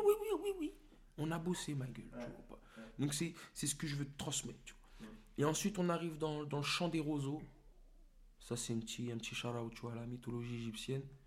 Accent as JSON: {"language": "French", "town": "Torcy", "region": "Île-de-France", "country": "France", "tie": "born or raised there", "lives_now": "Meaux, France", "said": "j'ai grandi à Torcy, au quartier"}